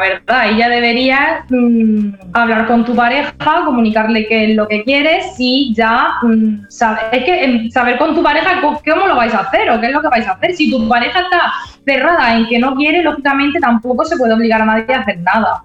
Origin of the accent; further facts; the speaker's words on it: Spain; nosotros somos de España